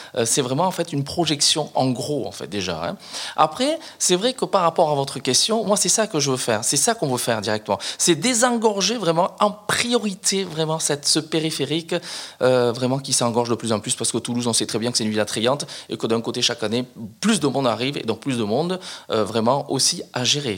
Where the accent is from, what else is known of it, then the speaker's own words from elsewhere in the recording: Cambodia; now in France; là d'où je viens, exactement, ça s'appelle le Cambodge